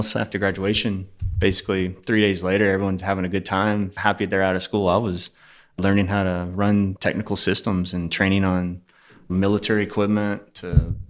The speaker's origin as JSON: {"language": "English", "town": "Houston", "region": "Texas", "country": "United States", "tie": "born or raised there", "also_born_or_lived": "Pearland, Texas / Sugar Land, Texas", "said": "Born and raised in Houston, actually."}